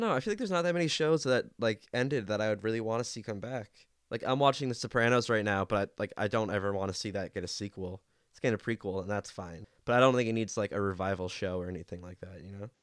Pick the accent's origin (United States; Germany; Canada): Canada; I have a, a soft spot for him